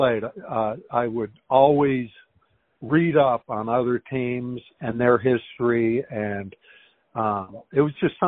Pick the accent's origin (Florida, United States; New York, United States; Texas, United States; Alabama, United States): Texas, United States; Houston; here in my hometown in Houston